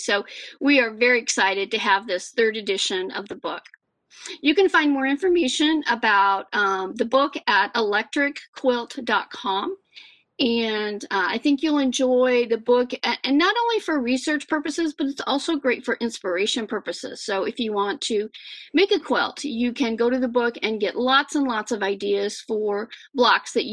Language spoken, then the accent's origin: English; Iowa, United States; my home state